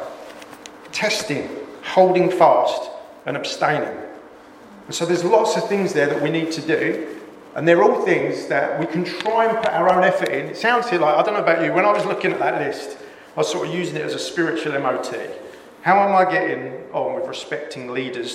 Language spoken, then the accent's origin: English; England, United Kingdom; we're so English